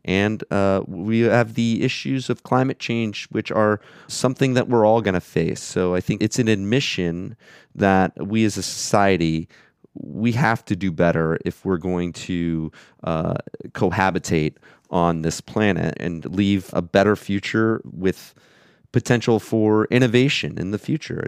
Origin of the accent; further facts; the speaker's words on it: Florida, United States; moved away as an adult; also born or lived in Alaska / New York City; now in Vienna, Austria; I grew up in Florida, um, but I lived in Alaska for 10 years, um, as well as living in New York City